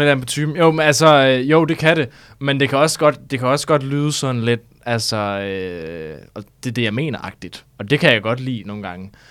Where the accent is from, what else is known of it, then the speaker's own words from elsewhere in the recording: North Jutland, North Denmark Region, Denmark; moved away as an adult; now in Copenhagen, Denmark; det er faktisk ikke så landbrugsagtigt, der hvor jeg kommer fra, fordi det er meget Nordjylland